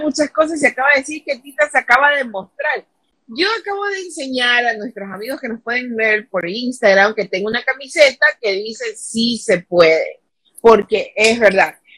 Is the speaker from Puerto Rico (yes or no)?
no; Ecuador